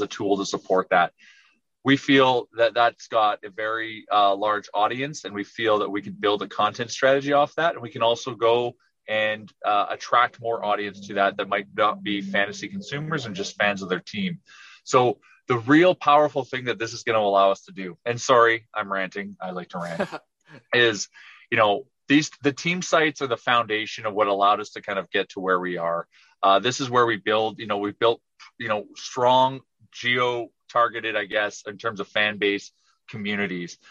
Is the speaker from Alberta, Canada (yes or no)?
yes; Edmonton, Alberta, Canada; I'm from Edmonton.